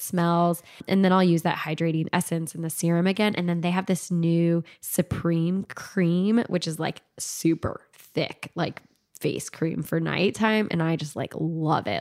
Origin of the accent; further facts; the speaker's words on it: California, United States; I was born in California and, like, went to elementary school in, in California